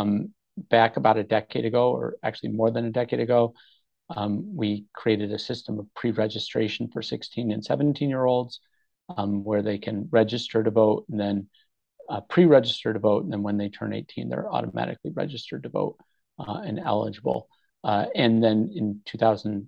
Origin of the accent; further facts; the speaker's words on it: New York, United States; now in Rhode Island, United States; I'm not a native Rhode Islander. I grew up in New York.